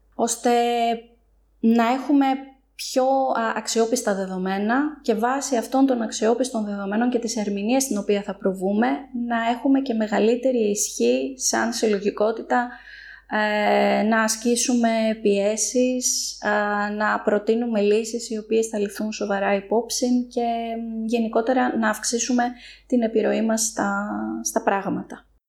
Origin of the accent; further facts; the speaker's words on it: Thessaloniki, Central Macedonia, Greece; moved away as an adult; now in Athens, Greece; καθώς είμαι από τη Θεσσαλονίκη, παρότι τα τελευταία χρόνια ζω και δραστηριοποιούμε στην Αθήνα